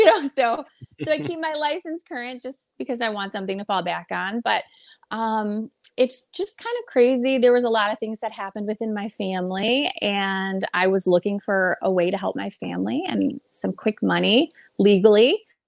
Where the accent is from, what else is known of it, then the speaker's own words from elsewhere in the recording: Detroit, Michigan, United States; You know, here it's just like, I feel like every inner city has, you know, bad areas and bad pockets, but I never was really afraid.